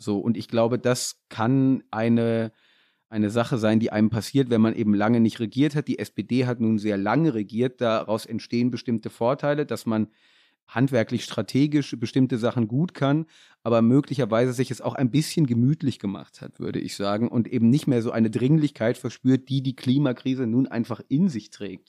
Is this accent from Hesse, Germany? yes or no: yes; near Kassel, Hesse, Germany; ich komme auch aus Hessen und da ähm, der Nähe von Kassel.